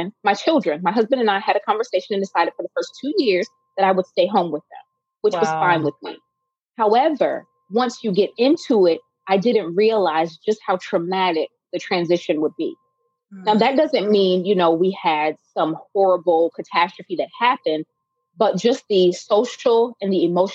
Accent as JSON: {"language": "English", "region": "Kentucky", "country": "United States", "tie": "born or raised there", "said": "a little girl growing up in Kentucky"}